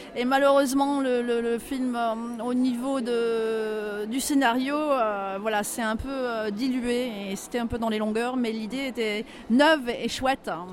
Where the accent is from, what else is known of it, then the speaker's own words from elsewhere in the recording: Brittany, France; je ne suis pas parisienne, voilà, moi je viens de la Bretagne